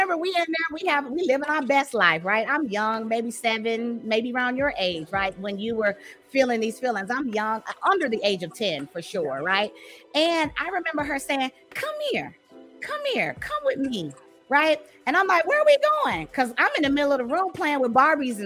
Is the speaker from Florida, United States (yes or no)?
yes; St. Petersburg, Florida, United States; now in Dallas, United States; I grew up in the South, right? In the South, I grew up in Florida, St. Pete, you know, St. Petersburg, Florida